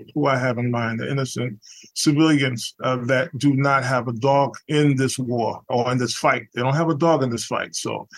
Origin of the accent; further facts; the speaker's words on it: New York City, New York, United States; I'm from the Lower East Side of Manhattan. New York City, and I started playing music since I was about 10 years old.